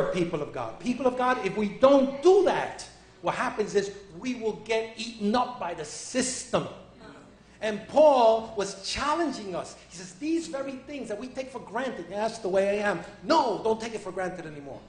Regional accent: New York, United States; I'm a New Yorkerican. So I was raised in New York

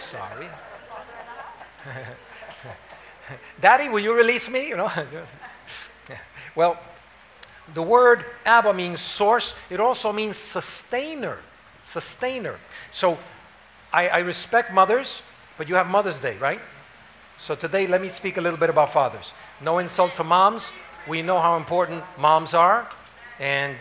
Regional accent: New York City, New York, United States; I was raised up in Harlem.

